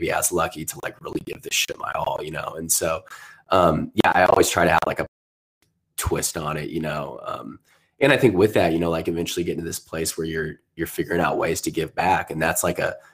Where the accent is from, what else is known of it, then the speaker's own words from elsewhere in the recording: Southern Indiana, United States; I was growing up in Southern Indiana